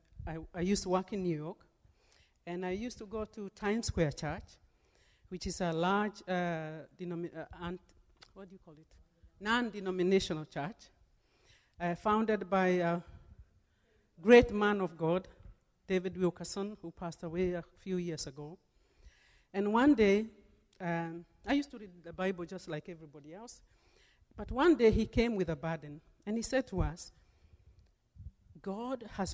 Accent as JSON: {"language": "English", "country": "Kenya", "tie": "born or raised there", "moved": "yes", "lives_now": "United States", "said": "my birth country. I'm originally from Kenya"}